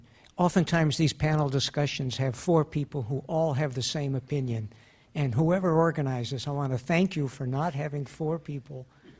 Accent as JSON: {"language": "English", "country": "Canada", "moved": "yes", "said": "I'm from Canada"}